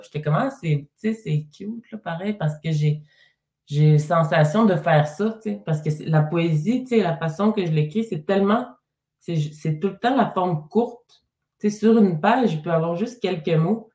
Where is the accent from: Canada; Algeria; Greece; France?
Canada; Mashteuiatsh, Quebec; je suis partie de ma communauté de Meshweat, mais je suis restée dans la région quand même